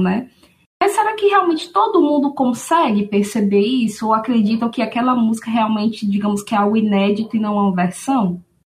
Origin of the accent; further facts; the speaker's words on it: Aracaju, Sergipe, Brazil; eu sou da cidade de Aracaju, Sergipe, né? Resido aqui até hoje.